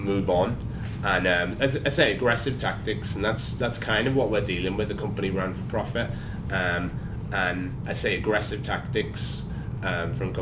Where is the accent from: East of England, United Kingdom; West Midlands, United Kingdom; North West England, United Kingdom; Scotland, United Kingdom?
North West England, United Kingdom; Liverpool; now in London, United Kingdom; I'm from Liverpool